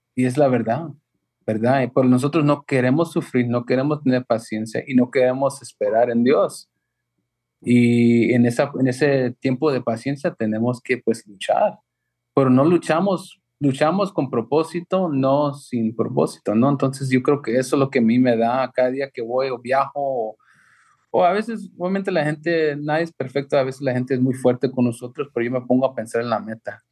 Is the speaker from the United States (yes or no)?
yes; Los Angeles, California, United States; nosotros crecimos en South Central